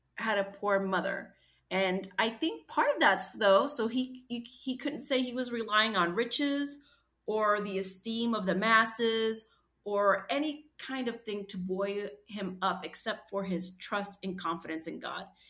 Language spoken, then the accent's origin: English; United States; I grew up in American poverty